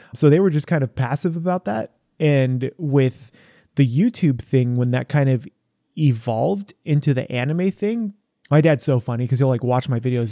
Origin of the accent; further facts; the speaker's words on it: San Diego, California, United States; now in Portland, United States; Growing up in San Diego, you have a ton, a ton of food